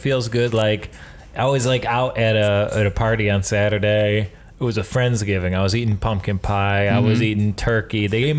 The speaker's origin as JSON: {"language": "English", "region": "Michigan", "country": "United States", "accent": "Michigan", "said": "Well, I'm from Michigan. Being from Michigan, you somehow sound like you're a Jewish woman from Long Island and a fat guy from Chicago."}